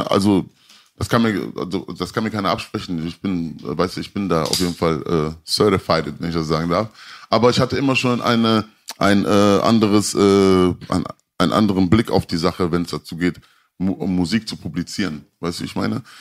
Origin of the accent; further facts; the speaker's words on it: Berlin, Germany; Nein, also ich, ich, ich bin gebürtiger Kreuzberger